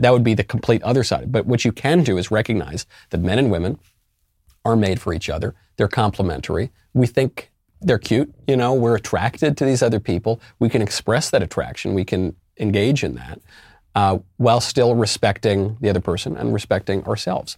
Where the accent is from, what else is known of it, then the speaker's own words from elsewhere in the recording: New York City, New York, United States; moved away as an adult; also born or lived in California; now in Tennessee, United States; I'm a New Yorker, as you may know, and I did leave New York, and I'm, I left New York originally for California